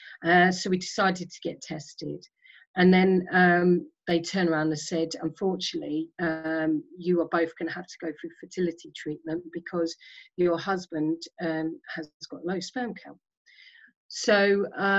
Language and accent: English; Isle of Sheppey, Kent, South East England, United Kingdom; moved away as an adult; I grew up on the Isle of Sheppey in Kent